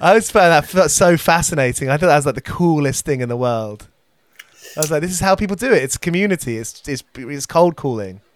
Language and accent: English; United Kingdom; as a British person